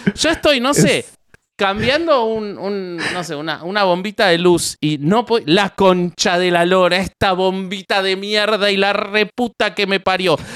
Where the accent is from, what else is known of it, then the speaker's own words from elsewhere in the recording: Argentina; yo soy argentino